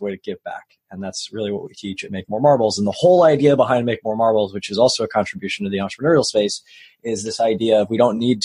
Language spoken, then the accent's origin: English; Long Island, New York, United States; So I grew up in New York. on Long Island